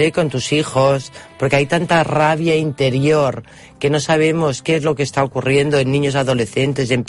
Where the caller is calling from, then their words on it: Barcelona, Catalonia, Spain; de Barcelona.